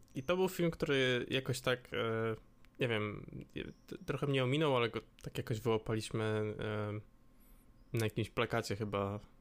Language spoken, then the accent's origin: Polish; Łódź, Łódź Voivodeship, Poland; jestem z Łodzi